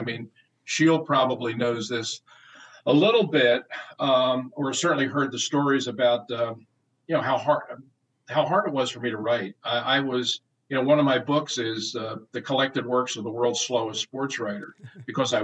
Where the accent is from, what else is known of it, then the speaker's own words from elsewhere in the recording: Philadelphia, Pennsylvania, United States; to be able to do it in my hometown